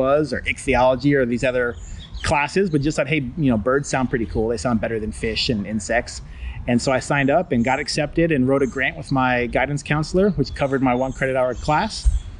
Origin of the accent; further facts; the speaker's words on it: Columbus, Ohio, United States; moved away as an adult; now in Brookhaven, United States; I grew up in Columbus, Ohio.